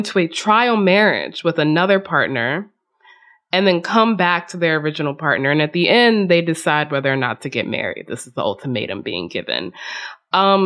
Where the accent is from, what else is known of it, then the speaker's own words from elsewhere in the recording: the South, United States; I grew up in the South